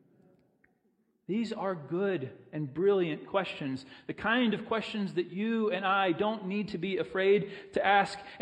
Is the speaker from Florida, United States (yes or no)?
yes; Pensacola, Florida, United States; I grew up in Pensacola